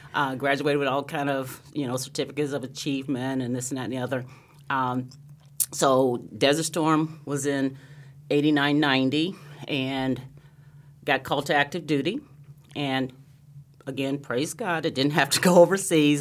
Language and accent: English; Anderson, Indiana, United States; moved away as an adult; also born or lived in Lansing, Michigan; growing up in Anderson, Indiana, a little town in Indiana, um, about thirty miles north of Indianapolis